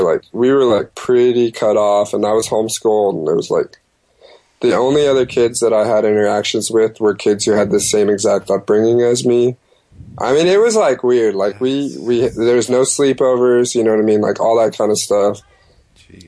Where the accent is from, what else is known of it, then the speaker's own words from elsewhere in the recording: Stockton, California, United States; I was born in Stockton, California